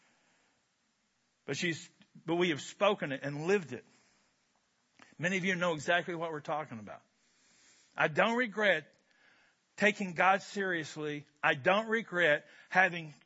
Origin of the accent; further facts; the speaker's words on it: Kentucky, United States; I'm from Kentucky